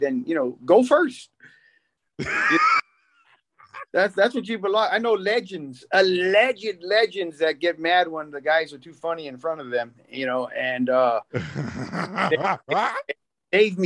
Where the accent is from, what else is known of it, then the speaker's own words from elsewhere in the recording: Berkeley, California, United States; grew up and born and raised in Berkeley.